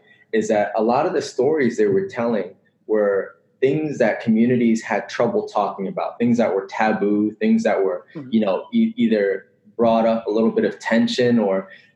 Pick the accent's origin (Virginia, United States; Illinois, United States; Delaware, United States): Virginia, United States; Northern; I grew up in Northern Virginia, which is about 30 minutes away, less than 30 minutes away from DC.